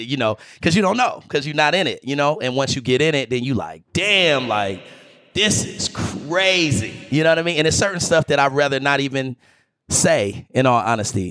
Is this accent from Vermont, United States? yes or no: no; Greensboro, North Carolina, United States; moved away; Broccoli City was the name that I gave my hometown. I'm from Greensboro, North